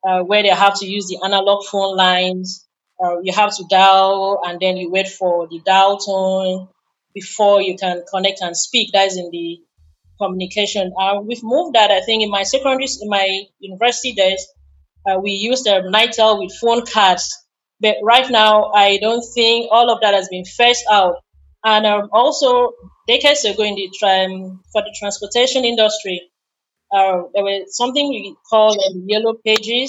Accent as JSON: {"language": "English", "country": "Nigeria", "said": "as a Nigerian"}